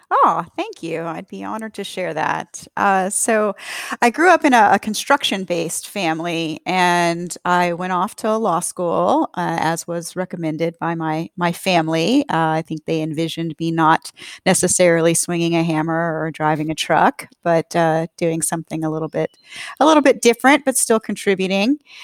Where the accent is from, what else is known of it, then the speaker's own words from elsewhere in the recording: the American South, United States; being a Southerner